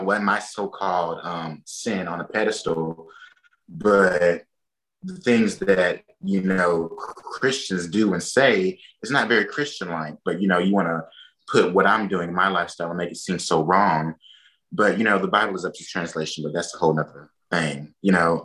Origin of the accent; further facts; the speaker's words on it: Enterprise, Alabama, United States; also born or lived in Mobile, Alabama; I'm from Enterprise, Alabama